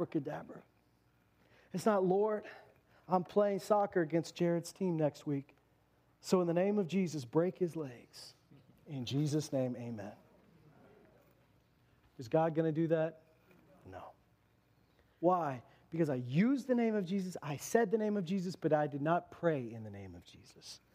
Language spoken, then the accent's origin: English; Canada; we're Canadians